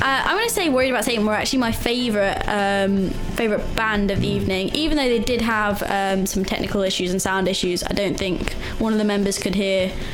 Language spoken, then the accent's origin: English; Leicester, East Midlands, United Kingdom; moved away as an adult; now in Sheffield, United Kingdom; my hometown